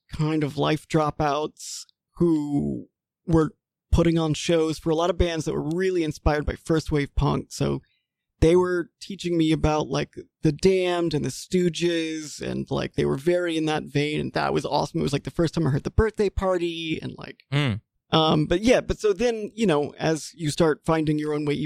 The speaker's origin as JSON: {"language": "English", "region": "Mississippi", "country": "United States", "tie": "born or raised there", "also_born_or_lived": "Washington, D.C.", "moved": "as an adult", "said": "I am originally from Mississippi."}